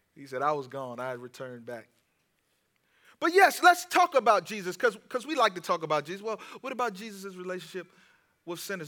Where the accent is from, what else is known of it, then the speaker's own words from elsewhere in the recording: Washington, District of Columbia, United States; I'm from Washington, D C.